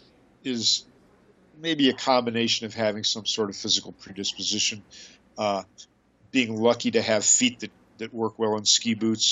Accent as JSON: {"language": "English", "region": "Colorado", "country": "United States", "tie": "born or raised there", "said": "I grew up in Colorado"}